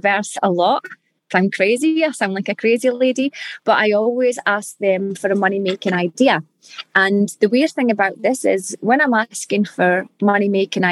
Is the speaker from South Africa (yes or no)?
no; Scotland, United Kingdom; accent: Scottish; now in Perth, Australia; we're Scottish and back in Scotland